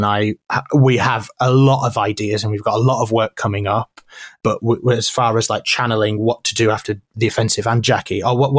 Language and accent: English; Yorkshire and the Humber, United Kingdom; I'm from Yorkshire.